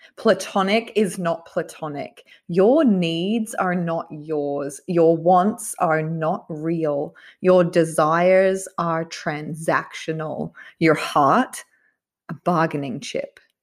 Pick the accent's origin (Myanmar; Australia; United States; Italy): Myanmar; first language Burmese; English is a second language; moved away as an adult; I'm originally from Burma, and my whole life until I was 24, I have spoken primarily Burmese.